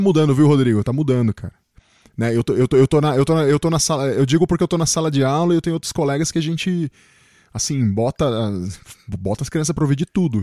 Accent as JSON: {"language": "Portuguese", "country": "Chile", "tie": "born or raised there", "moved": "yes", "lives_now": "Brazil", "said": "eu nasci no Chile, né? Vim pro Brasil, mas sempre vivi na cidade."}